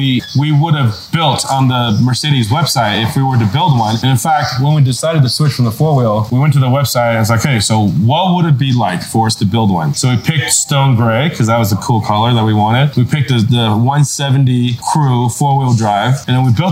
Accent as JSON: {"language": "English", "country": "Taiwan", "also_born_or_lived": "California", "moved": "yes", "lives_now": "United States", "said": "I'm from Taiwan originally"}